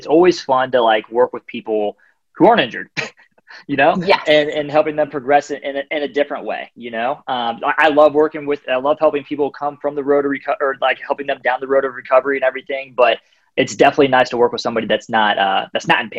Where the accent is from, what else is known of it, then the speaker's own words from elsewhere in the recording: Ohio, United States; now in Atlanta, United States; I'm from Ohio